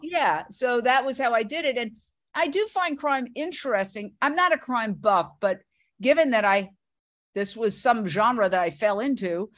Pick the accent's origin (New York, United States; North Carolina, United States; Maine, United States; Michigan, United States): New York, United States; New York City; moved away as an adult; also born or lived in Fort Myers, Florida / Minneapolis / Philadelphia / Los Angeles; I grew up in Manhattan, went to NYU